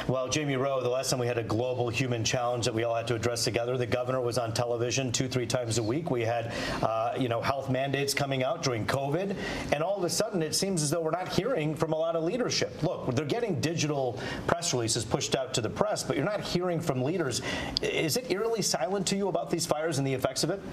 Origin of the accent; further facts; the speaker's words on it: Troy, Michigan, United States; an Indian American kid who grew up in Troy